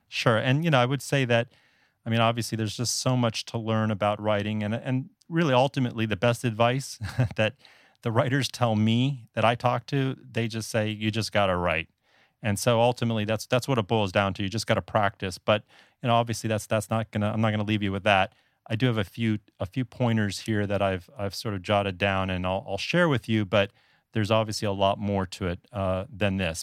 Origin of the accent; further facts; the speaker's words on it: South Florida, United States; moved away as an adult; also born or lived in Northeast United States; now in Taipei, Taiwan; I'm actually originally from South Florida, and I'm a native Floridian